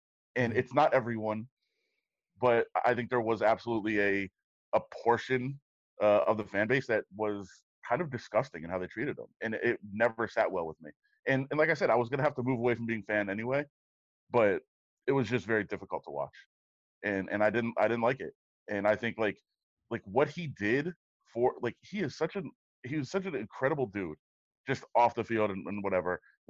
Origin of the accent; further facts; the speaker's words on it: Detroit, Michigan, United States; also born or lived in Maryland / Las Vegas / Ohio; I'm from Detroit, moved to Maryland, moved to Vegas. We were in Ohio for a while, like moved everywhere.